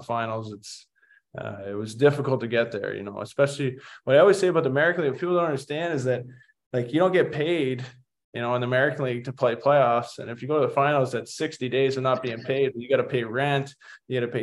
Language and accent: English; Oakville, Ontario, Canada; my hometown team in Oakville